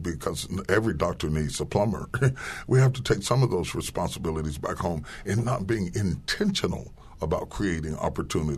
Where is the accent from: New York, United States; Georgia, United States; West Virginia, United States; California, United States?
West Virginia, United States; I grew up in West Virginia